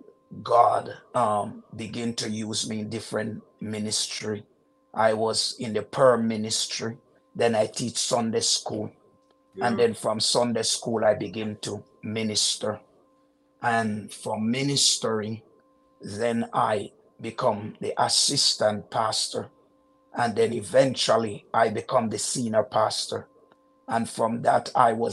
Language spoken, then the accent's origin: English; Jamaica; moved away as an adult; now in Canada; my childhood in Jamaica is very interesting